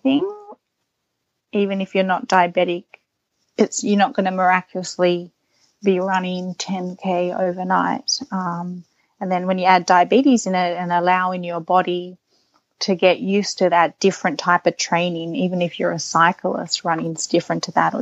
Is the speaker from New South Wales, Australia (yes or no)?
yes; Sydney, New South Wales, Australia; also born or lived in New York; my location in Sydney, you're surrounded by beaches. You go to the beach a lot with your family. So knowing how to swim is expected. And then I think growing up, you're doing squad training